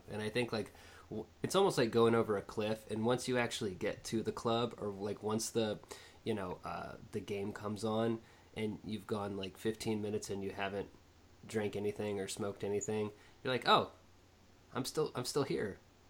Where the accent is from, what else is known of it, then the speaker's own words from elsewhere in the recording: Fairfax, Virginia, United States; born there; Yep, and I was born in Fairfax.